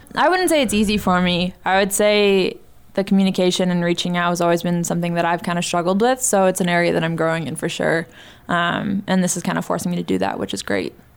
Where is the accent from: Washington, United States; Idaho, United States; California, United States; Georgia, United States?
California, United States; San Diego; moved away; also born or lived in Montana; I was in my hometown